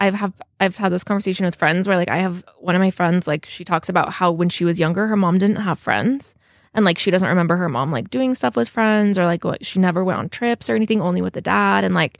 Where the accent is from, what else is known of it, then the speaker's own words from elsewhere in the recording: St. George, Utah, United States; We didn't have Hesh. Because I grew up in St. George.